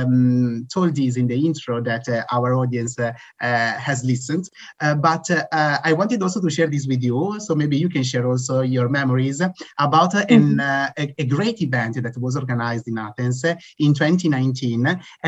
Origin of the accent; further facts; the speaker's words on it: Italy; I'm from Italy